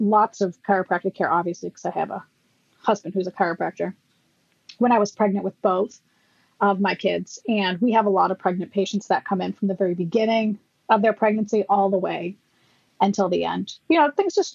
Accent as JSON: {"language": "English", "region": "Massachusetts", "country": "United States", "said": "I'm from Massachusetts"}